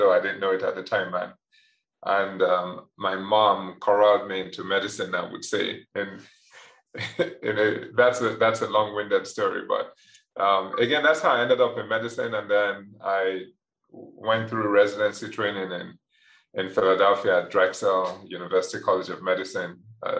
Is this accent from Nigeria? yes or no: yes; Nigeria; moved away as an adult; also born or lived in England; now in United States; I was born in England to Nigerian parents, did most of my education in Nigeria, and then would be back and forth between there and England